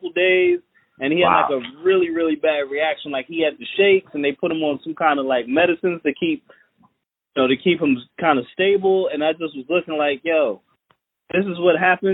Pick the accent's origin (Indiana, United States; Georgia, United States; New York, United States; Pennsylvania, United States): New York, United States; Freeport; I grew up in Freeport, but my family and everybody, we're from Trinidad